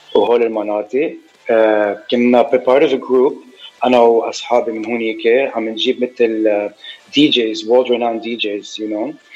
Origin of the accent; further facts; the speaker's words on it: Lebanon; moved away as an adult; also born or lived in Saudi Arabia; now in United States; ربيان بلبنان 10 سنين من 8 ل 18 بس انا actually I was born بالسعوديه